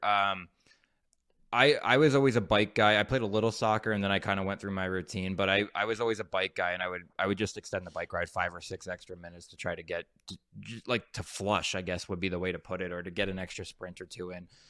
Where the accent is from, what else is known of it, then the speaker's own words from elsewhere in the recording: New Jersey, United States; moved away as an adult; also born or lived in Anaheim / the South; I'm from Jersey